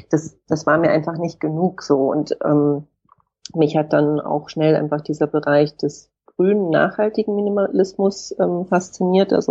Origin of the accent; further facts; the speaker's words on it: Hamburg, Germany; moved away as an adult; now in Berlin, Germany; Ich bin geboren und aufgewachsen in Hamburg und bin dann nach dem Abitur nach Berlin gezogen und lebe jetzt hier schon seit einer Weile.